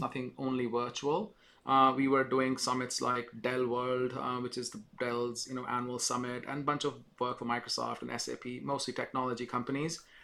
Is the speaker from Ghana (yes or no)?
no; India; moved away as an adult; now in United States; I'm from India actually. I spent 20 years of my life there in the beginning.